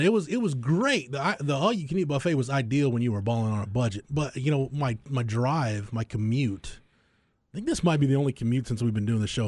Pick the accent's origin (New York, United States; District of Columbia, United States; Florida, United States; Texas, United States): Texas, United States; Florence; my hometown, it's quaint